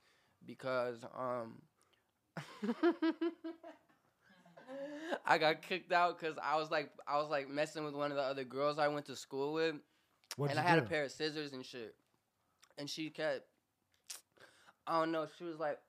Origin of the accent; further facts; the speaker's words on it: Sallisaw, Oklahoma, United States; moved away; also born or lived in Fort Smith, Arkansas; I was born in Arkansas, but I lived in Salisaw, which is in Sequoia County my whole life